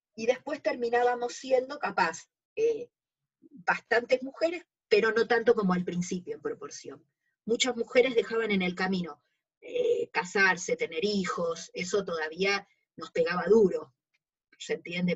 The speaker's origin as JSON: {"language": "Spanish", "region": "Buenos Aires", "country": "Argentina", "tie": "born or raised there", "said": "Yo nací acá en Capital Federal, yo actualmente vivo en Caballito y de casualidad nací en un hospital que ya no está más, cerca de acá. Yo, vivía en San Telmo de jovencita, hasta los 7 años. Y después me mudé a Caballito de chica."}